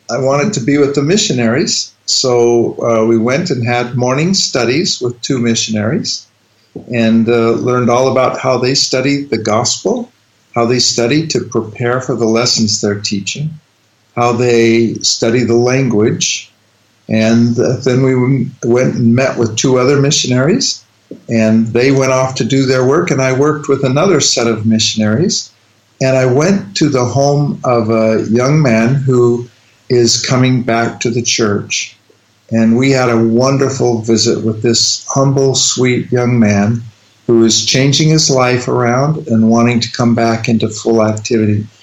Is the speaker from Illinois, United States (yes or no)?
no; Salt Lake City, Utah, United States; moved away as an adult; now in Netherlands; I grew up in Salt Lake City, Utah